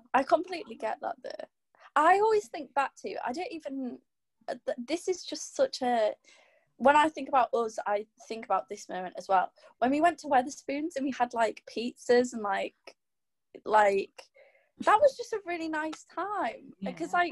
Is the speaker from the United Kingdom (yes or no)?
yes; Driffield, Yorkshire and the Humber, United Kingdom; I'm Driffield